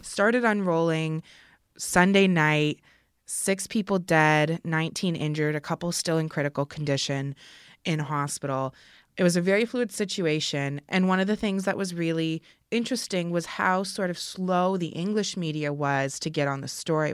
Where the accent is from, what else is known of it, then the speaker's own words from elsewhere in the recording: Kitchener, Ontario, Canada; I'm from Kitchener